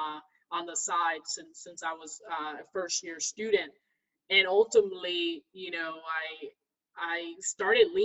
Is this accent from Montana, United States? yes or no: no; Ferguson, Missouri, United States; I'm from the Midwest in St. Louis, Missouri. So, I grew up right in Ferguson